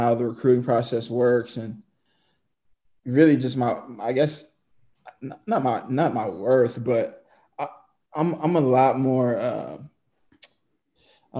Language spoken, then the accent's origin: English; Seattle, Washington, United States; moved away as an adult; also born or lived in Missouri; now in Zagreb, Croatia; from Seattle, Washington. Grew up, went to high school with Wallace Lapsley.